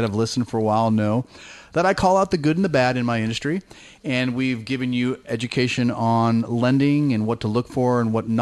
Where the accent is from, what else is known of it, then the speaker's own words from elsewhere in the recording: Bay Area, California, United States; I grew up in the Bay Area